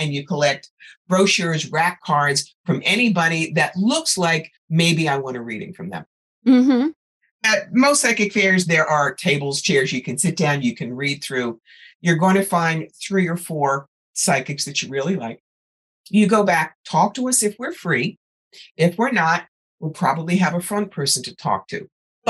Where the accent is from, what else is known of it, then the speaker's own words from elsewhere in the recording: New York, United States; I'm from New York.